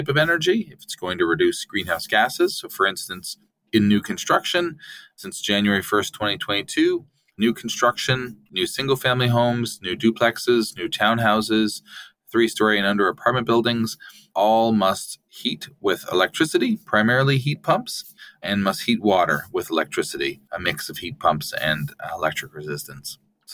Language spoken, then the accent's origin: English; Newfoundland and Labrador, Canada; now in Vancouver, Canada; I grew up in Newfoundland, so I'm a transplant, and I've lived in Vancouver for most of the past 20 years